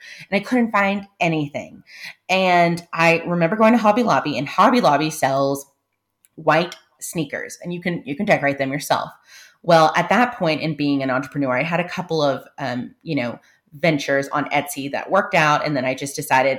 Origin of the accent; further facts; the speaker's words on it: San Antonio, Texas, United States; I'm coming recorded from San Antonio, Texas, which is where I live. I grew up here, and our roots are planted